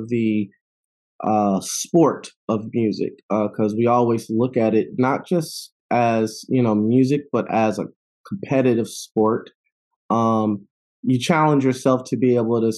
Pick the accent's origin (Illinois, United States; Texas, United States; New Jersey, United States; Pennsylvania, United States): Illinois, United States; Chicago; moved away; also born or lived in Madison, Wisconsin / Oakland, California; I'm originally from Chicago